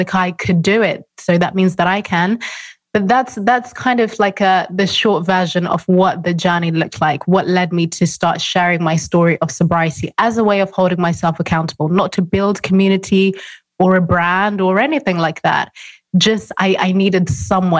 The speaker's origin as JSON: {"language": "English", "country": "Zimbabwe", "said": "I'm from Zimbabwe, I'm African, very conservative background"}